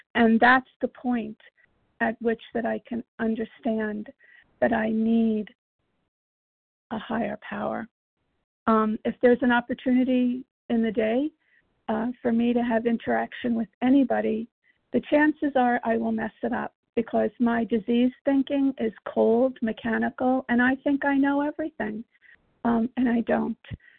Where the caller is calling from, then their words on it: Virginia, United States; I'm calling from Virginia. And, we agnostics.